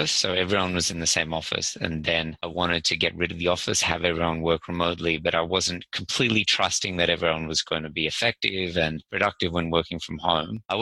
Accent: Sydney, New South Wales, Australia; I'm actually from Sydney

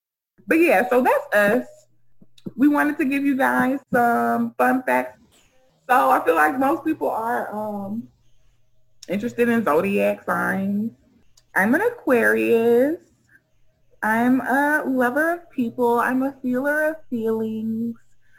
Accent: Sierra Leone; Oh, I said I was from Sierra Leone. So, yeah, we have the best beaches in the world, and I like to swim.

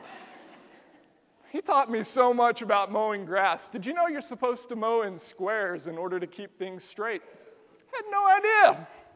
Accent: the South, United States; we're from the South

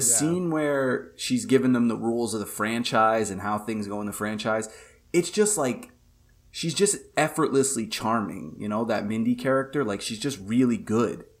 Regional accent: New York, United States; being a New Yorker

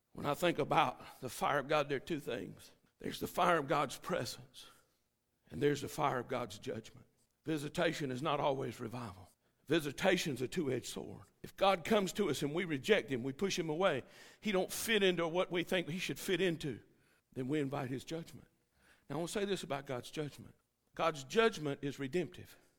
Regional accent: United States; I'm a tourist from America

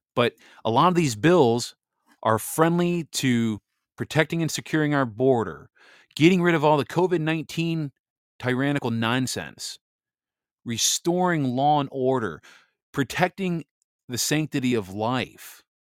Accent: Michigan, United States; I'm from Michigan here.

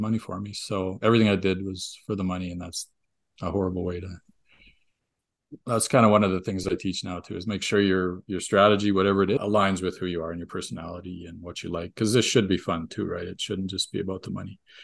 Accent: Canada; we're Canadian

